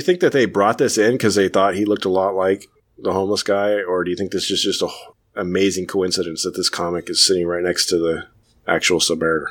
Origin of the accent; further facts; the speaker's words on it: California, United States; I was born, raised California